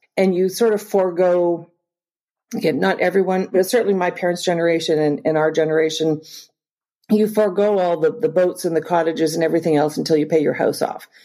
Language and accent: English; Northern Ontario, Canada; also born or lived in Springfield, Missouri; I'm Canadian and I grew up in Northern Ontario